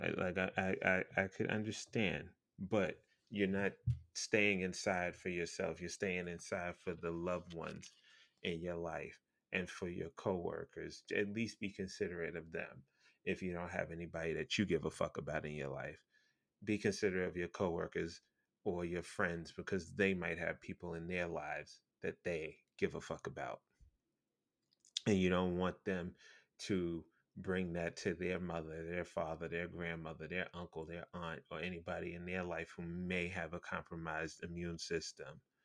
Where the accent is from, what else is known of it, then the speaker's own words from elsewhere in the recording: New York City, New York, United States; as a New Yorker, born and raised in Brooklyn, goddamn New York